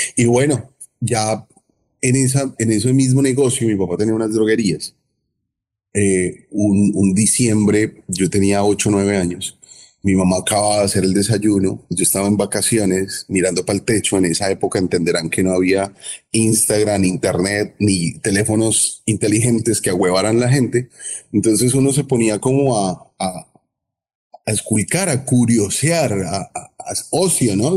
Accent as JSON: {"language": "Spanish", "town": "Cali", "region": "Valle del Cauca", "country": "Colombia", "moved": "yes", "lives_now": "Miami, United States", "said": "soy caleño, caleñísimo. Soy colombiano."}